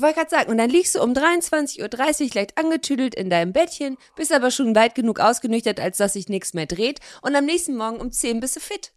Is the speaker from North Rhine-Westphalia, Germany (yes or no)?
yes; Cologne, North Rhine-Westphalia, Germany; moved away as an adult; also born or lived in Hamburg; now in Cologne, Germany; Ich komme ja aus Köln, also ich bin ja quasi da im Umland geboren